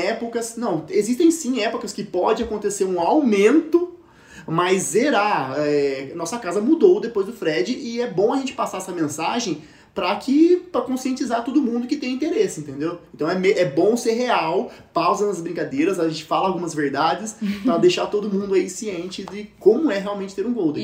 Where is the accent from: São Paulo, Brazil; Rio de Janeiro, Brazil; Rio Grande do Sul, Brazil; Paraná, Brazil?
São Paulo, Brazil; Campinas; nós somos de Campinas aqui